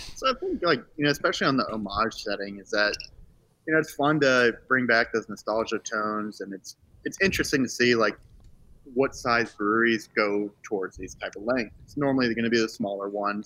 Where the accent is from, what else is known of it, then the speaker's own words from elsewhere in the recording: Charlottesville, Virginia, United States; I grew up in Charlottesville